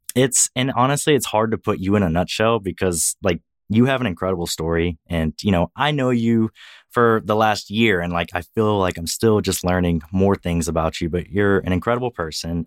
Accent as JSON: {"language": "English", "region": "Louisiana", "country": "United States", "moved": "yes", "lives_now": "Texas, United States", "said": "I work as a veterinarian in Texas, although I'm originally from Louisiana."}